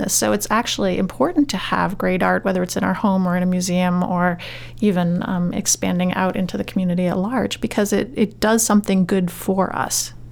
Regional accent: New York, United States; now in Maine, United States; I'm from New York.

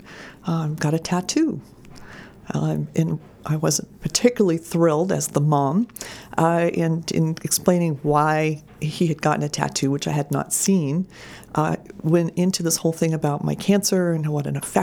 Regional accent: Camden, Maine, United States; moved away as an adult; also born or lived in Madison, Maine; now in Cumberland, United States; I was born and raised in Camden, which is a great place to be from

